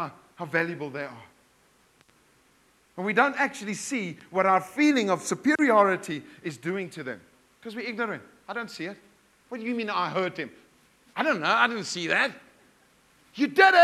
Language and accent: English; South Africa; now in Bulawayo, Zimbabwe; I come from Afrikaans, South Africa, male, white background.